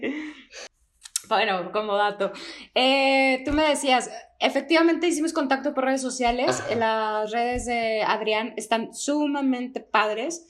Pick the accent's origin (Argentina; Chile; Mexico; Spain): Mexico; Durango; moved away; es de donde soy oriunda